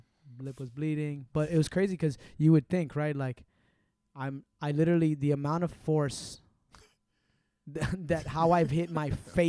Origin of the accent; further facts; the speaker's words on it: Puerto Rico; Because I'm Puerto Rican, whether I was born in Puerto Rico or the moon, that doesn't change anything, right?